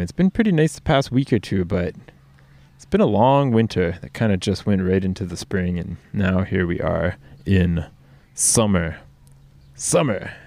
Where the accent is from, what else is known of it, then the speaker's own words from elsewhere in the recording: United States; now in Norway; my home country, the U S